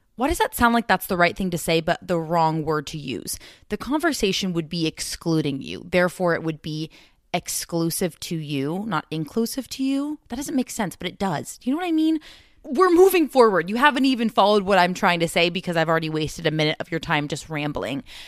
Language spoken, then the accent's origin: English; Southern California, United States; growing up in California